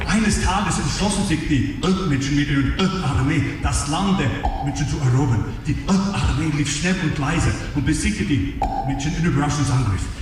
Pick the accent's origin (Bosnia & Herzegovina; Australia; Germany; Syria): Australia; moved away; aus meinem Heimat, aus Australien